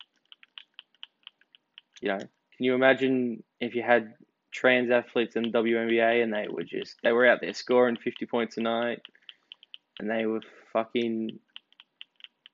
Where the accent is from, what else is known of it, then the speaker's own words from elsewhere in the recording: Australia; as an Australian, as someone whose ancestors were shipped over here because they were convicts